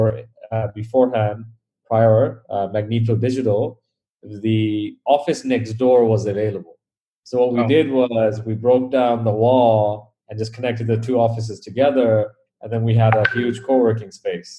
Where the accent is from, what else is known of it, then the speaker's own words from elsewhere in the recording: Bangladesh; growing up in Bangladesh, we never had unlimited money, unlimited anything.